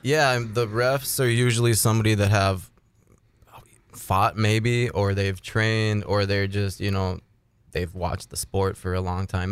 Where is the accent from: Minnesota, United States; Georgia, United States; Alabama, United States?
Minnesota, United States; Ada; I'm from Ada, Minnesota.